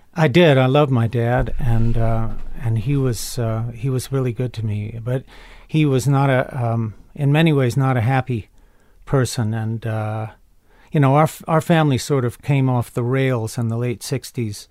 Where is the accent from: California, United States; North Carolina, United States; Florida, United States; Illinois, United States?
North Carolina, United States; Chapel Hill; also born or lived in Carrboro, North Carolina; I grew up in Chapel Hill, North Carolina